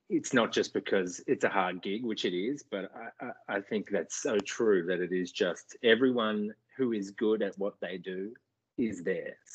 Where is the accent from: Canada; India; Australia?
Australia; now in United States; actually just home in Australia for a couple of mont